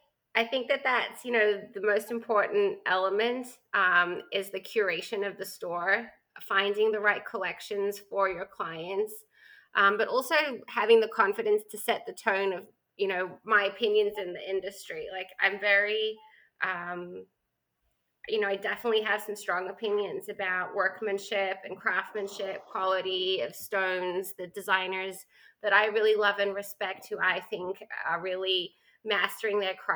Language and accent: English; Australia; accent: Australian twang; moved away as an adult; now in New York, United States; I'm Australian, if you can hear a little twang in my accent.